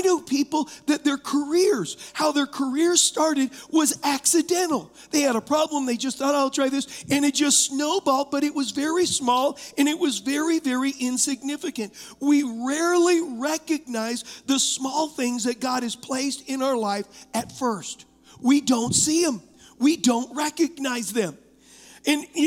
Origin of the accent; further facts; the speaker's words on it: Huntington Beach, California, United States; I was raised in Huntington Beach